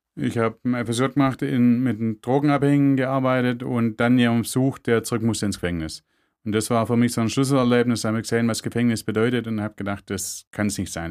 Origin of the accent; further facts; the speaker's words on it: Germany; bei uns in Deutschland